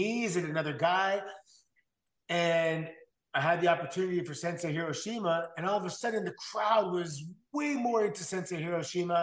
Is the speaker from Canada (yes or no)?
yes; Canada; also born or lived in Japan; I'm from Canada, man. Like, I'm from a great place, you know.